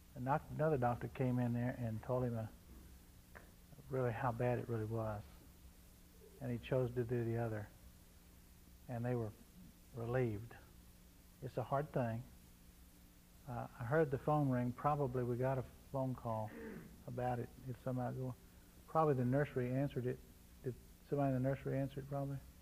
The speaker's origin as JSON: {"language": "English", "region": "Texas", "country": "United States", "said": "I was from Texas"}